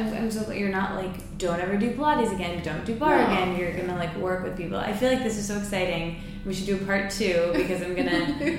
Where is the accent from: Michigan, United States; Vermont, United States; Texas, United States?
Michigan, United States; now in New York, United States; we're both from Michigan